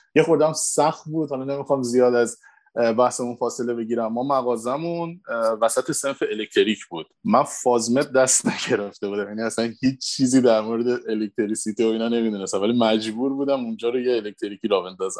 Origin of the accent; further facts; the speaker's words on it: Iran; moved away as an adult; دقیقا 9 سال پیش بود که من از ایران مهاجرت کردم